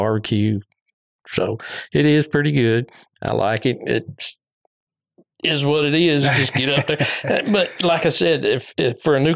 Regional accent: Houston, Texas, United States; also born or lived in Fort Lauderdale, Florida / Louisiana / Fairfield, Texas; I grew up in South Houston

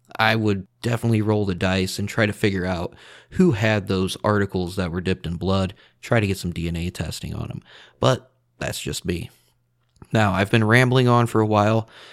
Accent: two hours from Chicago, Midwest, United States; I'm from the Midwest, like two hours away from Chicago

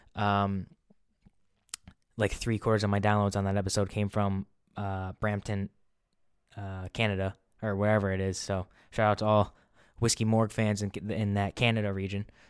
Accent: New England, United States; I'm from New England

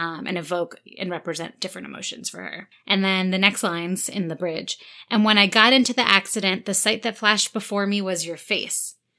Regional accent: New York, United States; we're from New York

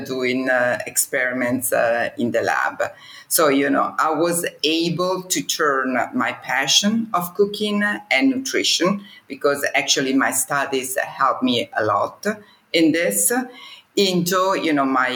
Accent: Como, Lombardy, Italy; I was born in Como and I come from a traditional Italian family

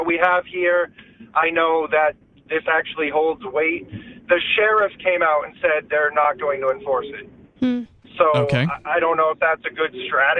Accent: New Hampshire, United States; also born or lived in Utah; now in Boston, United States; I am from New Hampshire.

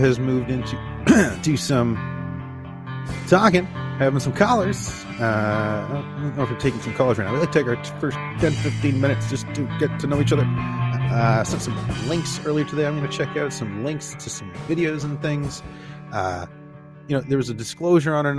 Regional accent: Canada; we are Canadian

